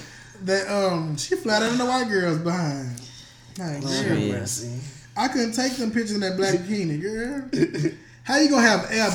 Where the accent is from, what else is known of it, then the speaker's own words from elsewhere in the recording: Dallas, Texas, United States; now in Houston, United States; I'm from Dallas.